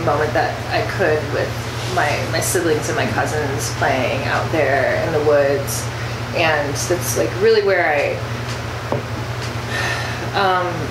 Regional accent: Waukegan, Illinois, United States; moved away as an adult; now in Milwaukee, United States; I grew up in Waukegan, Illinois area, came to Milwaukee, it'll be 13 years

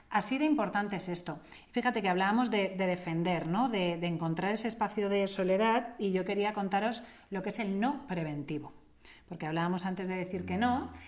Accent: Italy; Me lo preguntas a mí porque soy italiana.

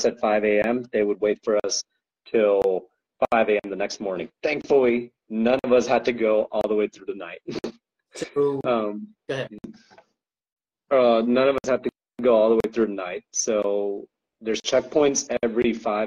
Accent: California, United States; I'm a Californian boy

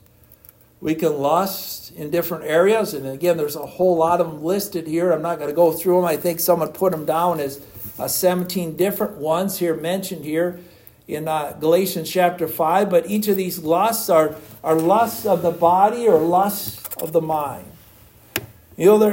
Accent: United States; I'm an American citizen

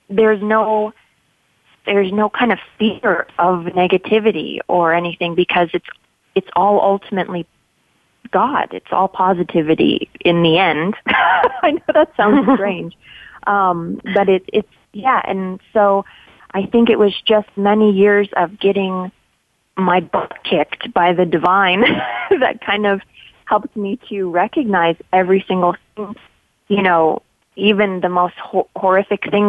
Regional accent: Los Angeles, California, United States; I grew up in Los Angeles

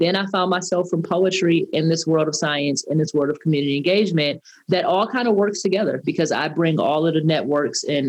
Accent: Detroit, Michigan, United States; I am from Detroit, Michigan, a Detroit native

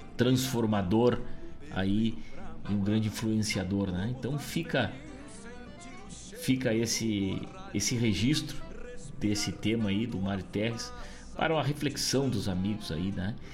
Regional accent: Rosário do Sul, Rio Grande do Sul, Brazil; a minha terra, a minha querida Rosário do Sul

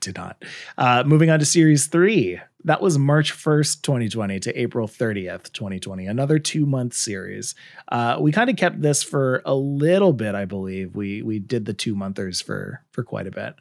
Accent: Canada; I'm Canadian

